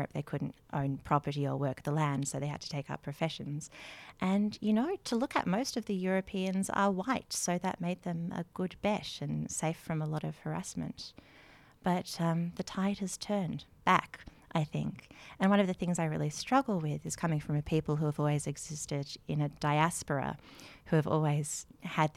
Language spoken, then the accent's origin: English; Melbourne, Victoria, Australia; now in Canberra, Australia; I am from Melbourne originally, but live here in Canberra